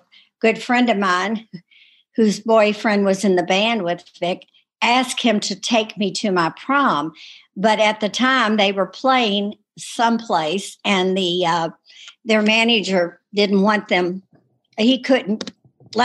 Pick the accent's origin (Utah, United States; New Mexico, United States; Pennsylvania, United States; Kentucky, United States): Kentucky, United States; Louisville; I grew up in the Portland area of Louisville.